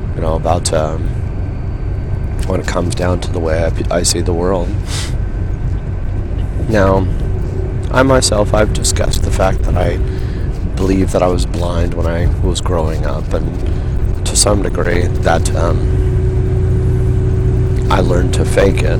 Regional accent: Yorba Linda, California, United States; moved away as an adult; also born or lived in Redondo Beach, California / Los Angeles, California; now in Portland, United States; I grew up in Yorba Linda

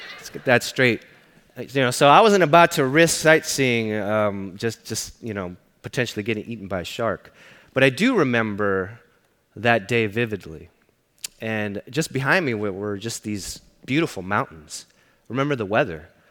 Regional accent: Los Angeles, California, United States; I grew up in East LA.

